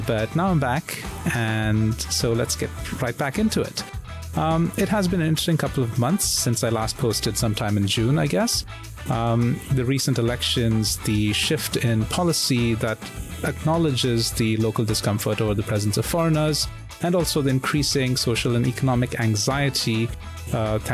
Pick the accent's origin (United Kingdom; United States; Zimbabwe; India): India; now in Singapore; I'm an Indian expat living in Singapore